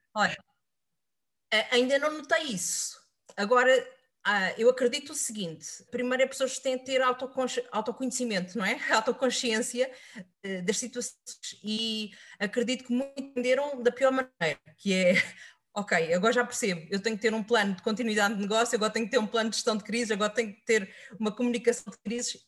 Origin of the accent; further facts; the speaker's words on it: Setúbal, Portugal; o clube da minha terra, que é o Vitória de Setúbal